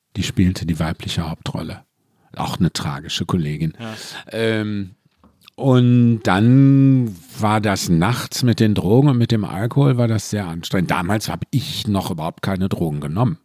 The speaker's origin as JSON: {"language": "German", "town": "Mülheim an der Ruhr", "region": "North Rhine-Westphalia", "country": "Germany", "tie": "born or raised there", "said": "bin aus dem Ruhrpott, also aus Mühlen. Schöne am Ruhr"}